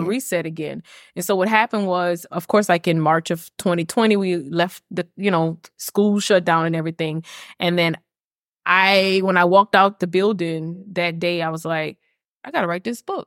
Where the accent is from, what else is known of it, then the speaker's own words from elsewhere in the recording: Lafayette, Louisiana, United States; also born or lived in Ruston, Louisiana; I moved from Ruston, Louisiana, which is right next to Grambling, and I came back home to Lafayette